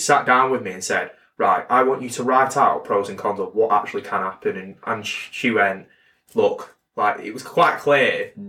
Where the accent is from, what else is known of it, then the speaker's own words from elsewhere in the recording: United Kingdom; I am fully British.